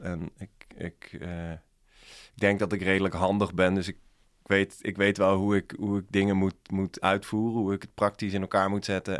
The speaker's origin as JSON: {"language": "Dutch", "town": "Dordrecht", "region": "South Holland", "country": "Netherlands", "said": "ik kom zelf uit Dordrecht"}